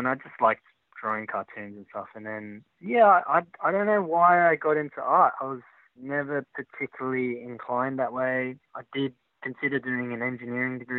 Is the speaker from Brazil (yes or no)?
no; Sydney, New South Wales, Australia; first language Chinese and English; now in Melbourne, Australia; Sydney, I grew up in Croydon Park, Sydney